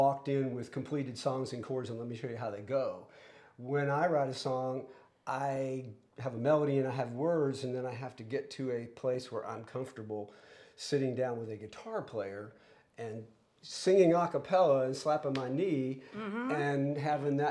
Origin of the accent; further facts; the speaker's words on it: Gulf Coast, United States; moved away; I grew up musically on the Gulf Coast